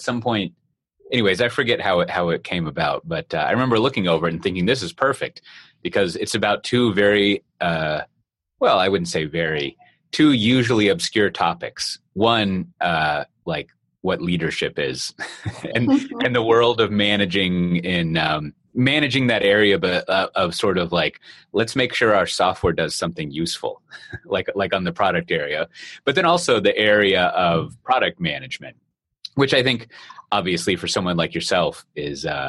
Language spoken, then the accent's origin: English; Austin, Texas, United States; moved away; my hometown of Austin, Texas